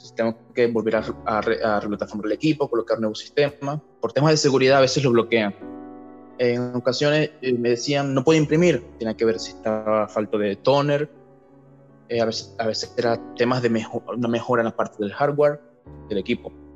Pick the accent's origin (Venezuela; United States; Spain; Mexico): Venezuela; moved away as an adult; also born or lived in Maracaibo, Zulia (university studies); now in Chile; en mi país, Venezuela, en la ciudad de Maracaibo.